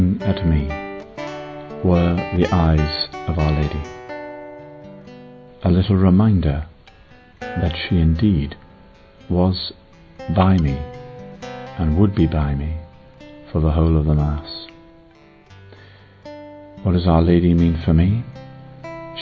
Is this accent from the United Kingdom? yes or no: yes; England, United Kingdom; I'm English